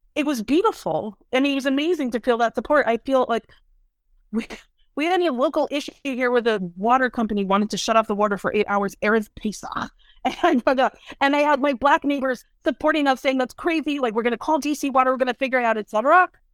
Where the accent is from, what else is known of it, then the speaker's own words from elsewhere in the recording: Chicago, Illinois, United States; also born or lived in New York; now in Washington, D.C., United States; I'm from Chicago, I spent ten years in New York, and now ten years in D C.